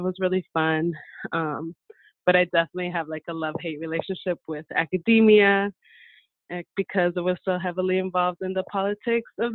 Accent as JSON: {"language": "English", "town": "San Diego", "region": "California", "country": "United States", "tie": "born or raised there", "said": "I grew up here in San Diego"}